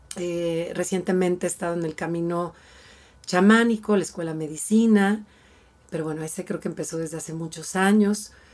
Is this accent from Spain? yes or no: no; Mexico; como mexicanos